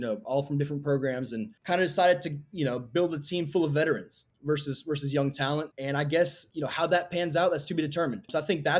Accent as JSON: {"language": "English", "town": "Raleigh", "region": "North Carolina", "country": "United States", "also_born_or_lived": "State College, Pennsylvania / Pittsburgh, Pennsylvania", "moved": "as an adult", "lives_now": "Memphis, United States", "said": "I'm from Raleigh, North Carolina, first and foremost. So I grew up on ACC basketball"}